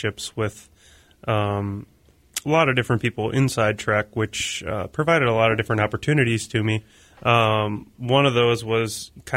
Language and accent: English; Lake Mills, Wisconsin, United States; moved away; I grew up in Lake Mills, Wisconsin. Now I'm kind of from all over